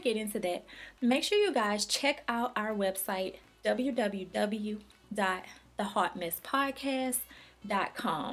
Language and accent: English; Louisiana, United States; I'm from Louisiana